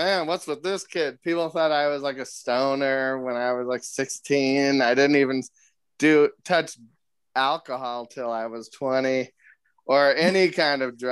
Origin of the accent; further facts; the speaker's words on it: Van Nuys, California, United States; I'm from just from Van Nuys, California